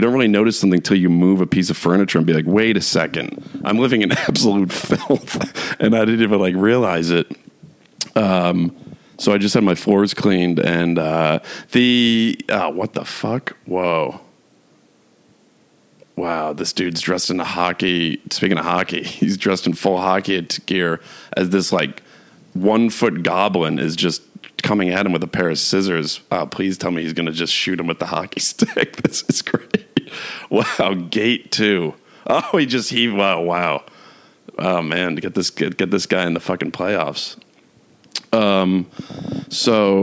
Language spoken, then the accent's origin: English; New York, United States; moved away; I'm from New York, and I lived in New York City for 6 years